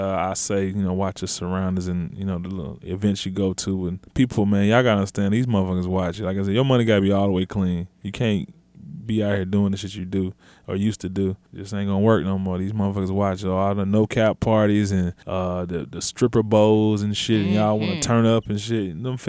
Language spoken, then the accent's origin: English; Germany; born there; I was born in Germany. I'm not German.